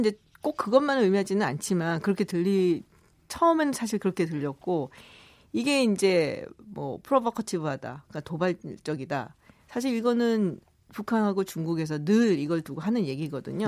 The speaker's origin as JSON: {"language": "Korean", "country": "South Korea", "said": "저도 한국 사람이라"}